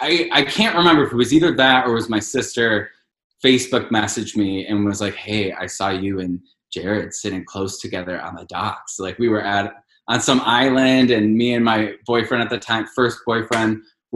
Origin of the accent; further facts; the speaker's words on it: Cleveland, Ohio, United States; Cleveland. The magical land of Cleveland.